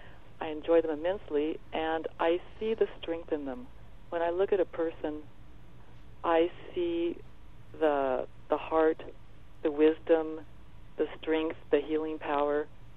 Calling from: Oregon, United States; I'm on the Oregon coast, up towards Astoria, sitting in a lovely little

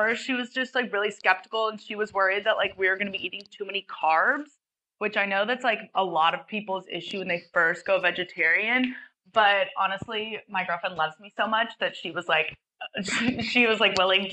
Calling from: Sydney, New South Wales, Australia; I'm 21 and I'm calling from Sydney, Australia

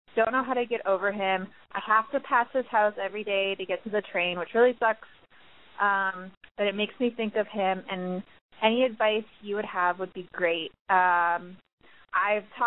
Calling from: Chicago, Illinois, United States; I'm calling from Chicago.

